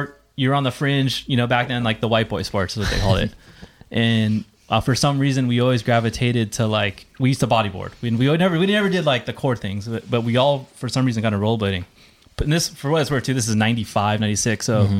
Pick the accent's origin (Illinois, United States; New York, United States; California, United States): California, United States; Carson; I grew up in Carson. I've always been a South Bay head. Bunch of Filipino kids